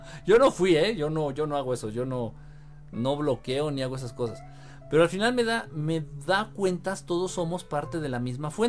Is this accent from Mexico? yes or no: yes; Mexico; Yo soy de México, pero me gusta viajar a las montañas.